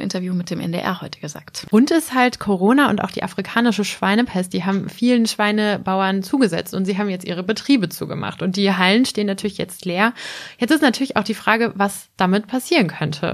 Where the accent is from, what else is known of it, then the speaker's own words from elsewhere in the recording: Germany; ich komme aus der Nähe von Bremen, da wird Becks ja gebraut